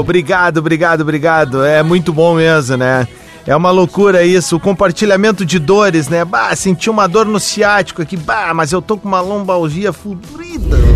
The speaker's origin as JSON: {"language": "Portuguese", "town": "Porto Alegre", "region": "Rio Grande do Sul", "country": "Brazil", "said": "sou de Porto Alegre"}